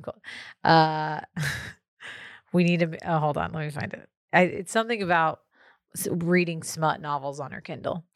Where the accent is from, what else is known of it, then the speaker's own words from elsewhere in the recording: Texas, United States; as a Texan